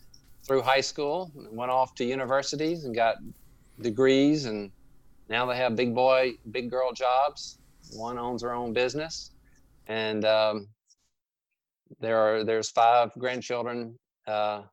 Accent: Louisiana, United States; accent: drawl; we are from Louisiana. We're native Louisianians

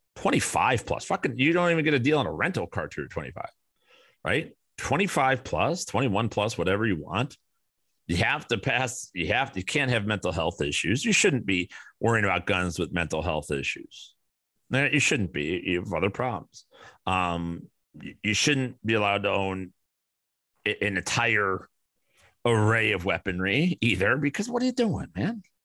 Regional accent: Chicago, Illinois, United States; moved away as an adult; now in Arizona, United States; where I grew up in Chicago

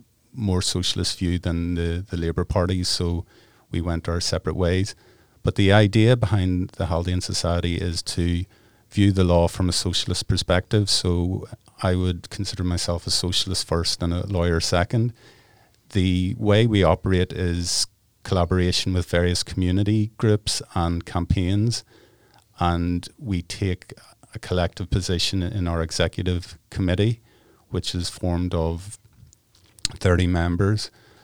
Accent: Ireland; I guess growing up in Ireland, we have a political consciousness, particularly in the north.

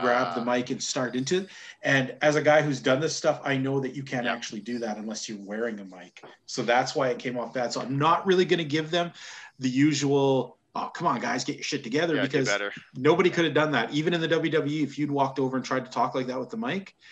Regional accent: Canada; as a Canadian

